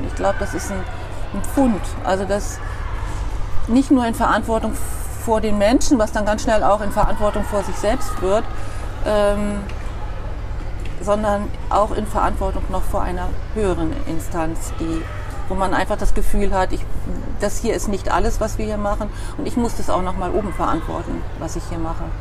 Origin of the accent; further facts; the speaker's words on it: Dülbergen near Verden, Lower Saxony, Germany; now in Bremen, Germany; Dülbergen ist ein ganz kleines Dorf in der Nähe von Pferden. Von Pferden. Und ähm, ich bin nicht mal in Dülbergen direkt geboren, sondern noch einen Kilometer abseits in den Wiesen. Da stand ein kleines Hirtenhaus alleine da, und da Hausgeburt. Ja, ja, da bin ich aufgewachsen